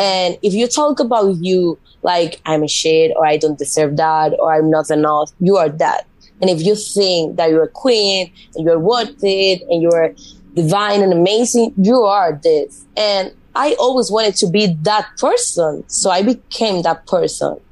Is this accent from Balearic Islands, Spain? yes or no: yes; Mallorca, Balearic Islands, Spain; first language Spanish; English is a second language; moved away as an adult; also born or lived in Madrid; now in United States; I moved to Madrid because I'm from Mallorca, it's an island from Spain.